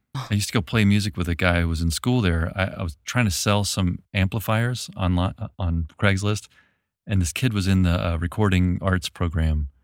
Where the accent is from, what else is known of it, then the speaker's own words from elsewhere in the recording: Memphis, Tennessee, United States; moved away; also born or lived in New Orleans, Louisiana; I'm from Memphis, Tennessee